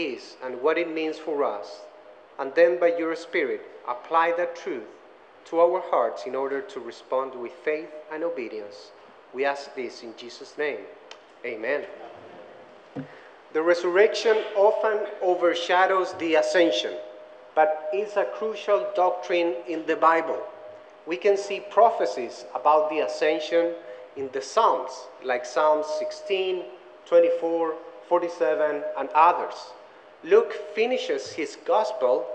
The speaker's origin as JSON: {"language": "English", "country": "Chile", "also_born_or_lived": "Orlando, Florida", "first_language": "Spanish", "second_language": "English", "moved": "as an adult", "lives_now": "Greensboro, United States", "said": "I'm from Chile. I speak Spanish. I try to speak English"}